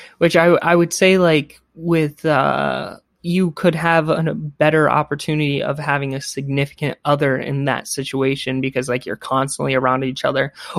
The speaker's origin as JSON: {"language": "English", "region": "California", "country": "United States", "said": "I am from California, USA."}